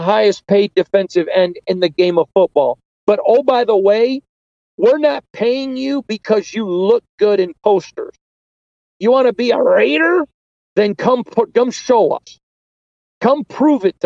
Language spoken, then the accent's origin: English; Michigan, United States; I'm from Michigan and we're pretty plain spoken folk out there